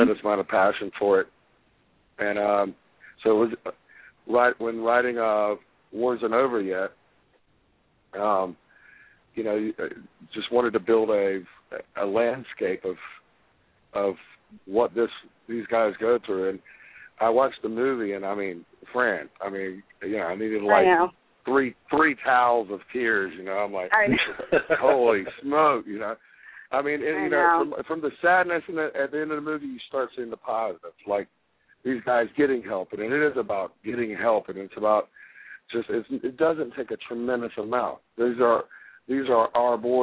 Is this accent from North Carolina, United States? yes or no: yes; Fayetteville, North Carolina, United States; I was born in Fayetteville, North Carolina, right beside Fort Bragg